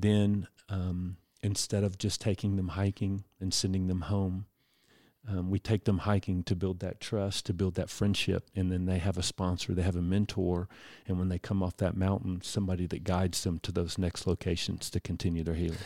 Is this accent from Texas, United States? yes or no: yes; Houston, Texas, United States; moved away; I'm originally from Houston